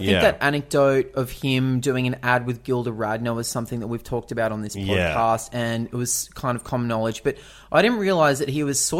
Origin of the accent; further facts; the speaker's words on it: Canada; Like me and you. We're all Canadian.